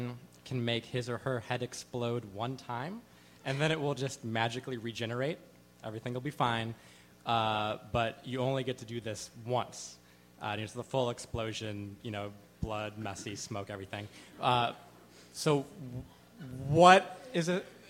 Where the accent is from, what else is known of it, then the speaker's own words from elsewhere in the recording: Midwest, United States; also born or lived in Miami; now in Brooklyn, United States; I'm from the Midwest